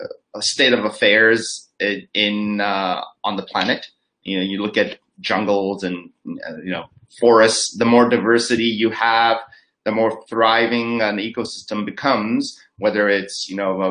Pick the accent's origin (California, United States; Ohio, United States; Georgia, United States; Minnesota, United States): California, United States; Los Angeles; moved away as an adult; also born or lived in Nagaland, India; now in Singapore; I grew up in California. And so Los Angeles is where I grew up